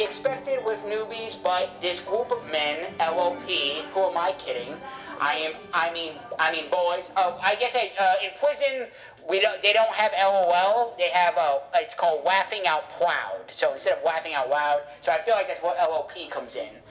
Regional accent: Wales, United Kingdom; born there; because my accent. I wasn't born in the United States, I was born in Wales.

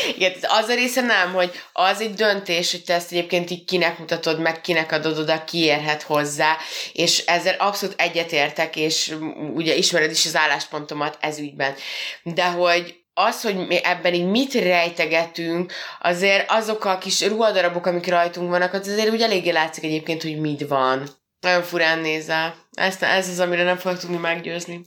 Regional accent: Hungary; mi magyarok vagyunk

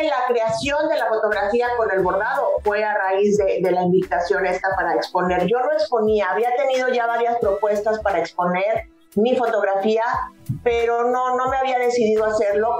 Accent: Mexico City, Mexico; moved away as an adult; now in Mérida, Mexico; yo soy chilanga y estoy en Yucatán hace 10 años

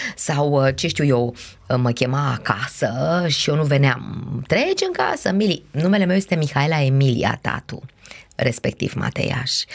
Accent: Brașov, Brașov County, Romania; moved away as an adult; sunt brașoveancă, după cum bine știi, și am locuit destul de aproape de o cale ferată.

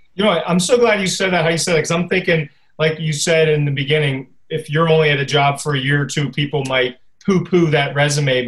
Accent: Pittsburgh, Pennsylvania, United States; I'm from Pittsburgh too

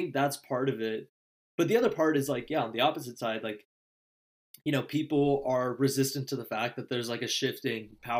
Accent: Danville, California, United States

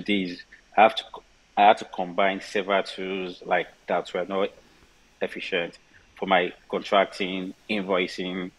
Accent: Nigeria; Born in Nigeria. I grew up in Nigeria.

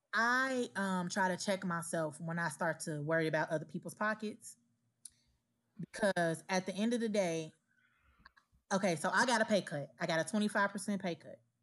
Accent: Gary, Indiana, United States; moved away; In my hometown, Gary, Indiana

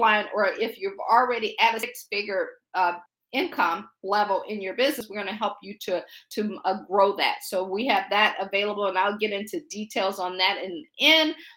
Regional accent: Akron, Ohio, United States; moved away as an adult; also born or lived in Baltimore / Pittsburgh; now in Washington, D.C., United States; I grew up in the Akron area, as they said, just a kid from Akron.

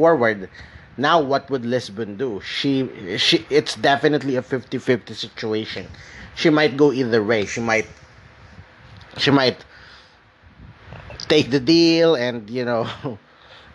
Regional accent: Philippines; also born or lived in Metro Manila; I'm from the Philippines

